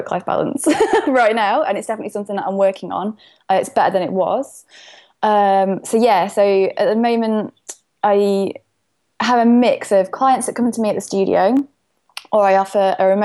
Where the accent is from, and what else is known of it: Derbyshire, East Midlands, United Kingdom; accent: Derbyshire